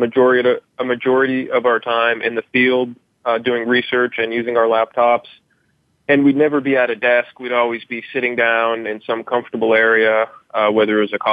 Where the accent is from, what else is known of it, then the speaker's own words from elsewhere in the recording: Idaho, United States; moved away as an adult; now in San Diego, United States; I'm from Idaho, graduated University of Idaho, relocated to San Diego